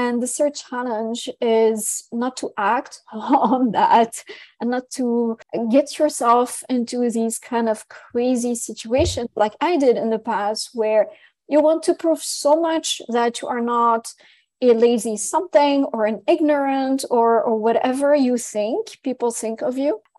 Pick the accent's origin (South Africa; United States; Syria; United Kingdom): Syria; English is a second language; also born or lived in France; I was born in France from Lebanese, Syrian, Armenian parents who left France to go back to Syria.